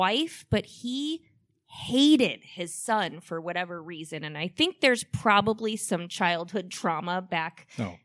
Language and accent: English; Iowa, United States; I live in Manchester, actually. I'm an Iowa native.